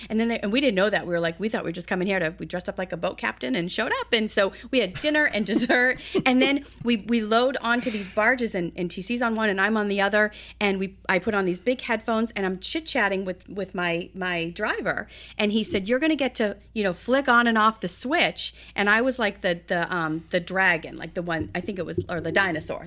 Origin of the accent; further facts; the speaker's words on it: East Coast, United States; I was brought up on the East Coast.